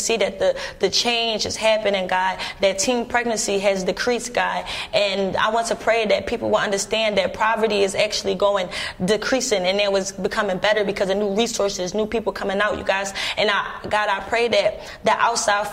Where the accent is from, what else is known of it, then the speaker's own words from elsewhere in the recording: Philadelphia, Pennsylvania, United States; I'm from Philly